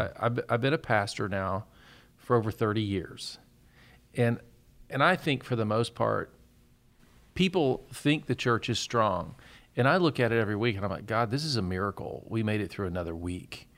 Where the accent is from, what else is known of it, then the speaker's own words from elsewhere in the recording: Murfreesboro, Tennessee, United States; I grew up in Murfreesboro, Tennessee